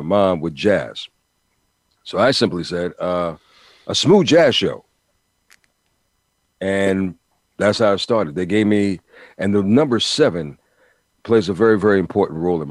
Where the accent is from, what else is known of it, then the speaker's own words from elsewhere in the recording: New York City, New York, United States; I'm a Brooklyn boy, born and raised, so you have to understand, growing up in New York City